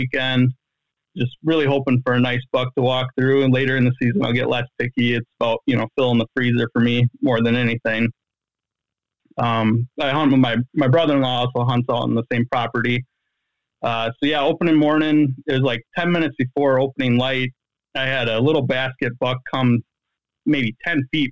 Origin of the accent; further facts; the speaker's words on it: Columbia County, Wisconsin, United States; now in Fort Atkinson, United States; So I live in Jefferson County, and I'm originally from Columbia County.